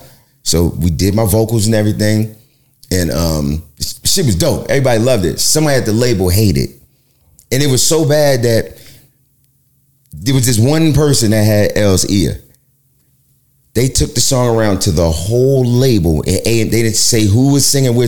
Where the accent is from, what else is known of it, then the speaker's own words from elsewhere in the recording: New York City, New York, United States; also born or lived in Mount Vernon, New York; I'm from Brooklyn and I moved to Mount Vernon in 87